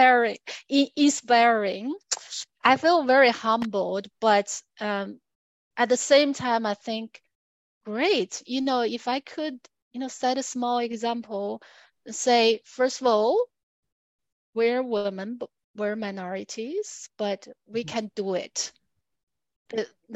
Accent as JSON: {"language": "English", "country": "China", "also_born_or_lived": "United States / Australia", "moved": "yes", "said": "I'm from China"}